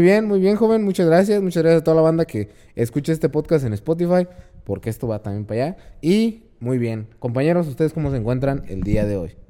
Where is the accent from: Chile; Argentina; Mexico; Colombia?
Mexico; Maravatío, Michoacán; Nosotros que somos de Morabatío